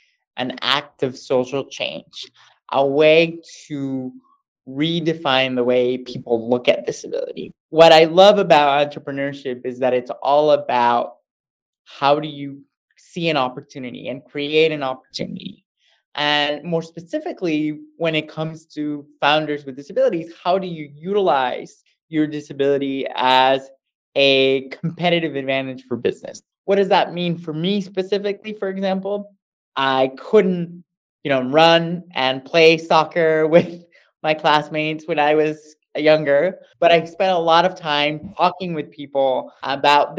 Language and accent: English; Monterrey, Nuevo León, Mexico; moved away; also born or lived in United States; I grew up in Monterrey, Mexico